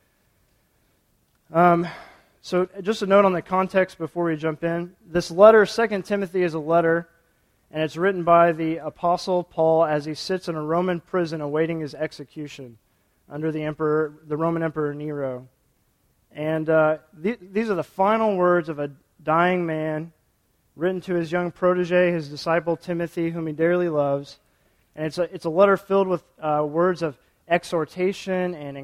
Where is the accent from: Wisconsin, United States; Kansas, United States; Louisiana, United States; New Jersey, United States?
Kansas, United States; Topeka; moved away as an adult; Both Jess and I were born and raised in Topeka